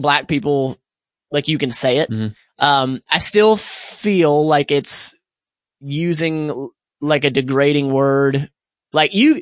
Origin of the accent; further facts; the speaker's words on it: Pensacola, Florida, United States; I grew up in Pensacola, Florida